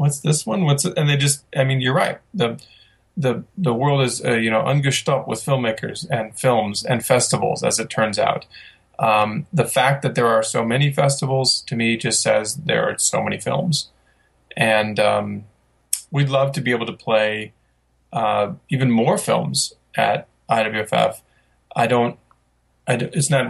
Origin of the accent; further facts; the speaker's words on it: Midwest, United States; I'm from the Midwest